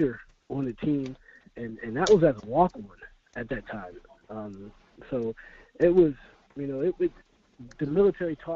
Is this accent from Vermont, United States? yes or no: no; Tampa, Florida, United States; moved away as an adult; also born or lived in Orono, Maine; me coming from Tampa, Florida, you know, I'm from Tampa